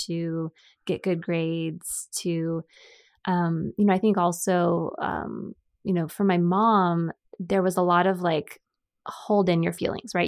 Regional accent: San Diego, California, United States; also born or lived in Chula Vista / Bonita; San Diego, born and raised.

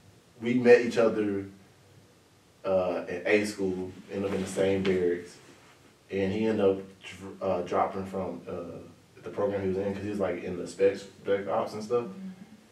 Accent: Florida, United States; I'm from Florida.

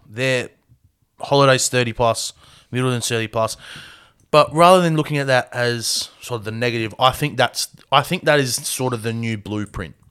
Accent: Australia; we're Australian

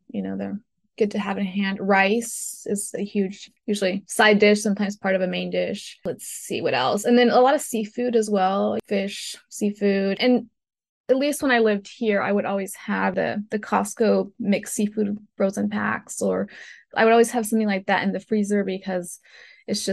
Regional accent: Loja, Ecuador; moved away; my hometown Loja

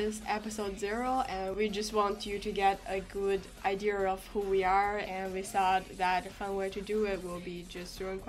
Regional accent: China; moved away; I'm from China. I speak Mandarin.

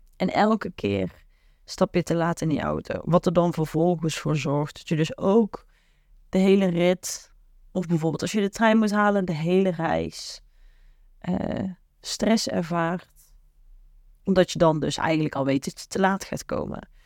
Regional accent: the south, Netherlands; waar ik vandaan kom uit het prachtige zuiden

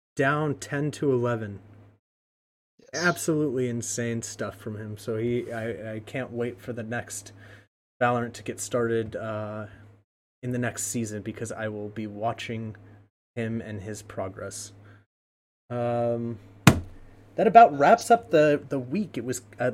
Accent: United States; I am an American

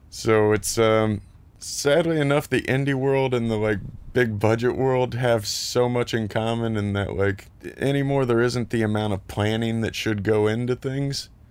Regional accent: Lexington, Kentucky, United States; moved away as an adult; also born or lived in Columbus, Ohio

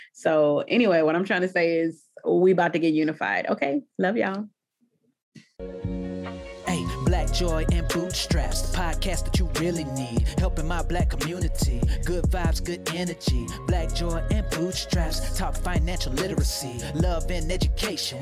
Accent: the South, United States; nobody has hospitality down like the south

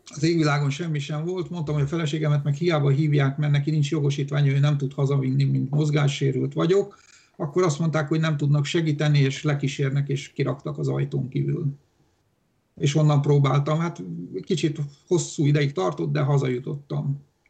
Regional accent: Hungary; first language Romanian; Hungarian is a second language; én Magyarországon születtem

